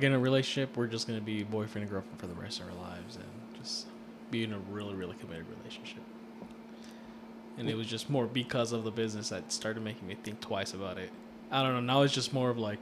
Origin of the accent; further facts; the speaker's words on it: California, United States; I'm from California